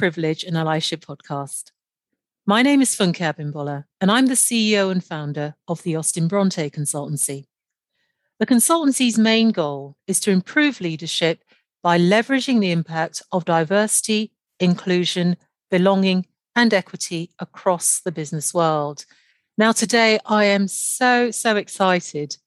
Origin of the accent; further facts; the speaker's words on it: Nigeria; in Nigeria, where I'm from